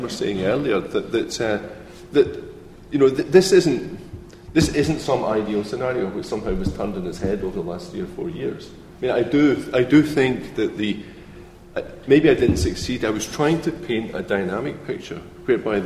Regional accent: Scotland, United Kingdom; I come from Scotland

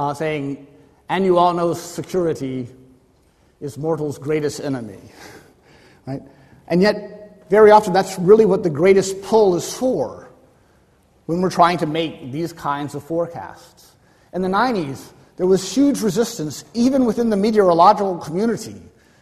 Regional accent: Florida, United States; I'm from Florida.

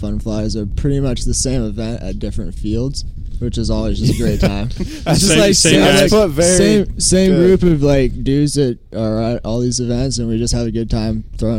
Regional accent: Seattle, Washington, United States; From Seattle.

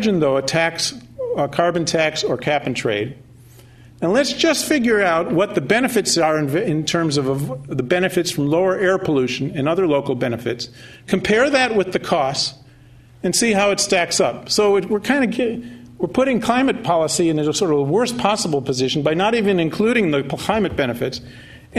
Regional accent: California, United States; I'm from California

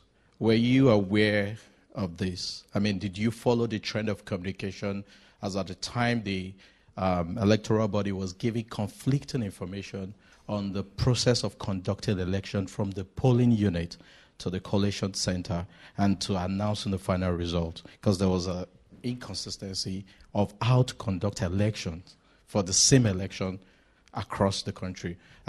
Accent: Nigeria; I'm a Nigerian

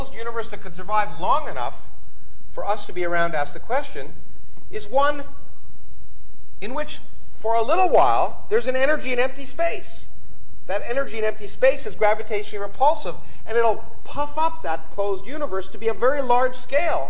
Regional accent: Canada; I grew up in Canada

